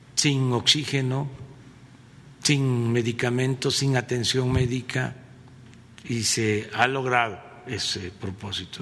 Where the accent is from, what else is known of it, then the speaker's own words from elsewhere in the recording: Mexico; lo que somos los mexicanos muy fraternos, muy humanos.